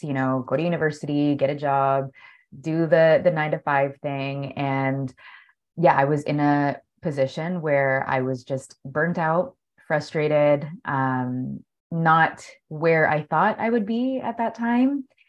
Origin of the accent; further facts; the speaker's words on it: Toronto, Ontario, Canada; moved away as an adult; now in Spain; I'm from Toronto and it's like freezing cold